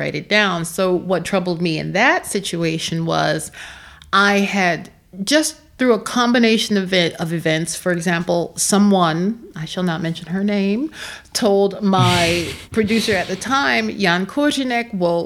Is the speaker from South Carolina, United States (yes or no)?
no; Philadelphia, Pennsylvania, United States; moved away as an adult; now in Prague, Czech Republic; I'm not from the Delta. I'm from Philadelphia